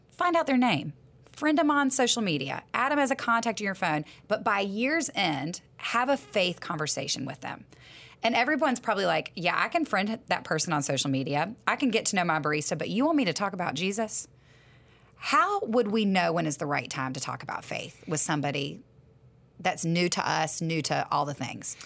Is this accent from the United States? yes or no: yes; the South, United States; I'm from the South